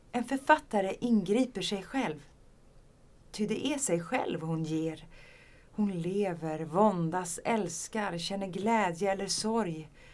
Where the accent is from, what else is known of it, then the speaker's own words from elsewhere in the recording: Skåne, Sweden; jag är ju från Skåne